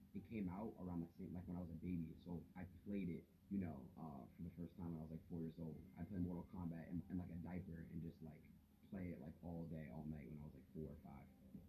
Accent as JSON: {"language": "English", "town": "Three Rivers", "country": "United States", "tie": "born or raised there", "said": "Growing up in Three Rivers, you know, it's like very, very small. Everyone knows each other."}